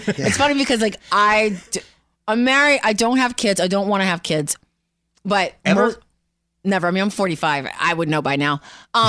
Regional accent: New York City, New York, United States; moved away as an adult; New York, from the Bronx.

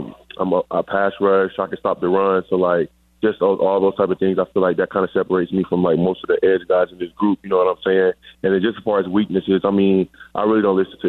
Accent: Riverdale, Georgia, United States; also born or lived in Hampton, Georgia; I am from Riverdale, Georgia, born and raised

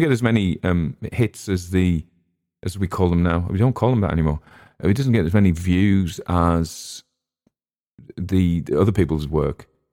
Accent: England, United Kingdom

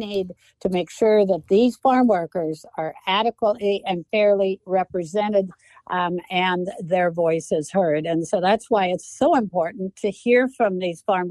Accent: Moses Lake, Washington, United States; I'm from Moses Lake

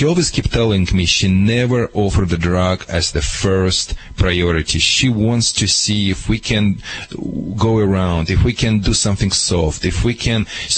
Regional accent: Michigan, United States; English is a second language; moved away as an adult; now in California, United States; when I moved to California from Michigan

